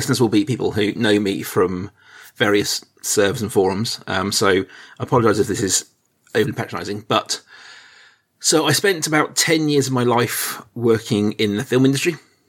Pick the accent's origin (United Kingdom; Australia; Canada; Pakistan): United Kingdom; England; accent: British; My accent is, I mean, obviously it's British, but it's kind of an all over mongrel British. I've lived in a lot of places across England, across the world.